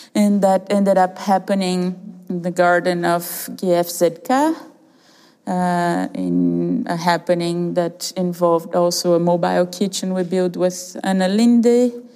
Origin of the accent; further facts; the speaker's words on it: Brazil; moved away; we are a duo of artists originally from Brazil, and I'm half Canadian also